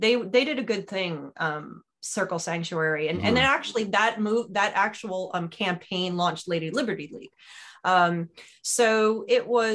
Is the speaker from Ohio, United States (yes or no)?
no; New York, United States; I grew up in New York